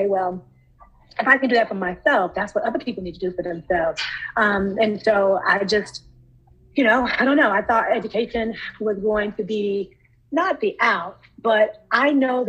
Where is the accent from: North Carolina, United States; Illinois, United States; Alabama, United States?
North Carolina, United States; Charlotte; I'm from North Carolina. I was born and raised in Charlotte